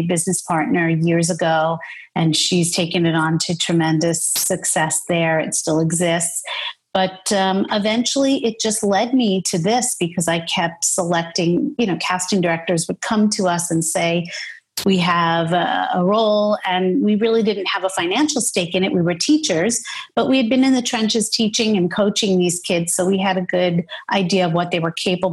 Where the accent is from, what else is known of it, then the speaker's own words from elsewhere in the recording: New York City, New York, United States; I grew up in Brooklyn